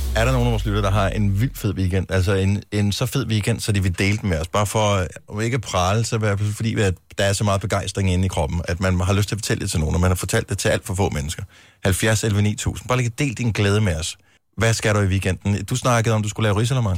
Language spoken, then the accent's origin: Danish; Denmark